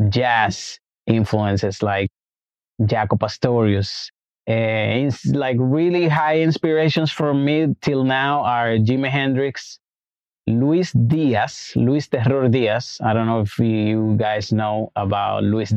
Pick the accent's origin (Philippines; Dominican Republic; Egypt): Dominican Republic; Santo Domingo; also born or lived in Brooklyn, New York; now in New York, United States; I'm from Dominican Republic, Santo Domingo, born and raised.